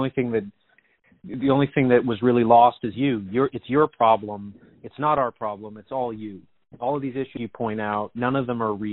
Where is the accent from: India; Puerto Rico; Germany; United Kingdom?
United Kingdom; London; It's just I'm from London. I visited New York.